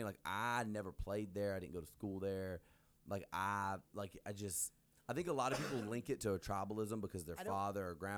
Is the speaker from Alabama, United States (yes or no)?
yes; Alabama, United States; I'm from Alabama.